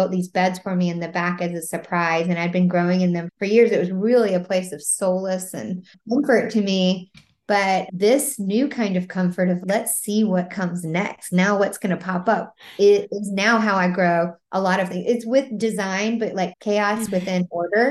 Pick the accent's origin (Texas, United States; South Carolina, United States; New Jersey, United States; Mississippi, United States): Mississippi, United States; now in Charleston, United States; I grew up in Mississippi and my dad had a garden.